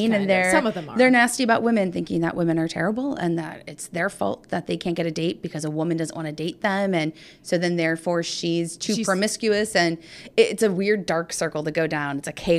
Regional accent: Pittsburgh, Pennsylvania, United States; And so we're both from Pittsburgh.

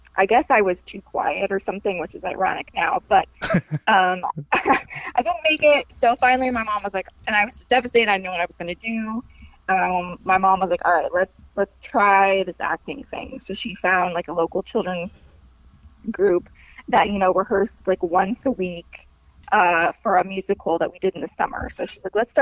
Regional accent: Texas, United States; moved away as an adult; now in Los Angeles, United States; I'm from Texas originally

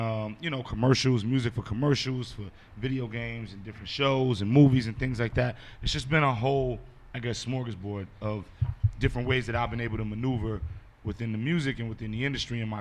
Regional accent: New York City, New York, United States; growing up in Brooklyn, you know, hip-hop, you couldn't get away from it in the 80s and 90s.

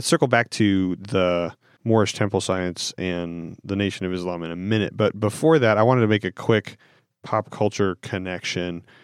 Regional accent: Pacific Northwest, United States; moved away; my experience growing up on the West Coast in the Northwest.

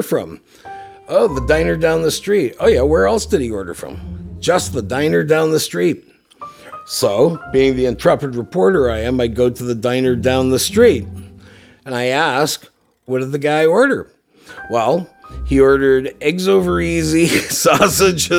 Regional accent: Belleville, New Jersey, United States; I grew up in Belleville, and my dad used to pick up the New York Post and New York Daily News

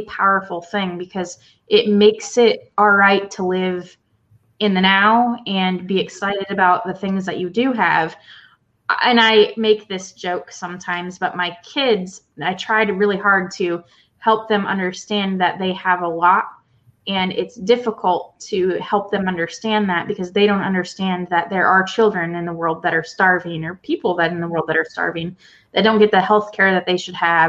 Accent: Iowa, United States; I was from Iowa

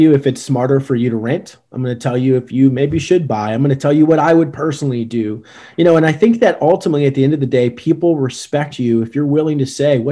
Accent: Richmond, Virginia, United States; moved away as an adult; now in Newport News, United States; I'm from Richmond, Virginia originally, and went back home

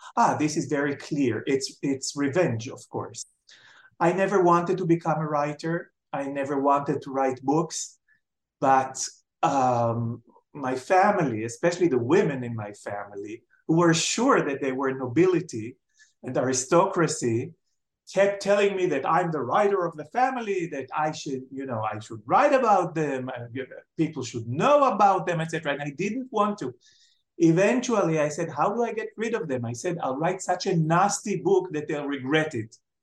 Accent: Jerusalem, Jerusalem District, Israel; moved away as an adult; also born or lived in Tel Aviv; I was born in Jerusalem and brought up in Jerusalem. I lived in Jerusalem until I finished my um, degree in the Hebrew U. So when I was 25, I left to Tel Aviv

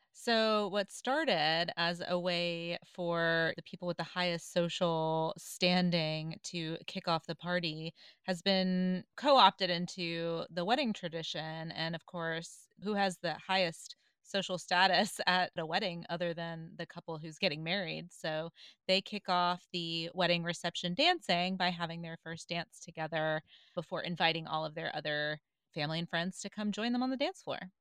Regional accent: the South, United States; I grew up in the South

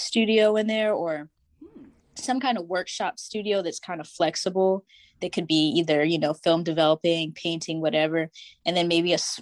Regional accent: Tidewater, Virginia, United States; I'm from the Tidewater

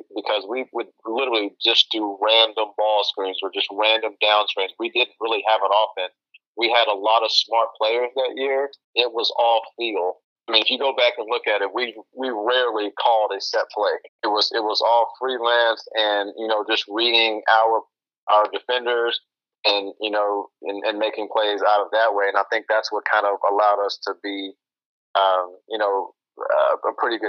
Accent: Austin, Texas, United States; growing up in Austin

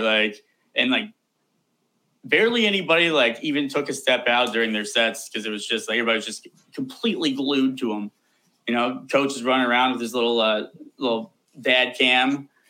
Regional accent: Columbus, Ohio, United States; I was born and raised in Columbus, Ohio

